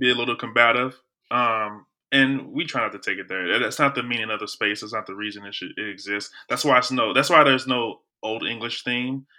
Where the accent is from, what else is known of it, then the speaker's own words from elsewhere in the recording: Belleville, Illinois, United States; now in St. Louis, United States; I'm from Belleville, Illinois, I probably moved to Saint Louis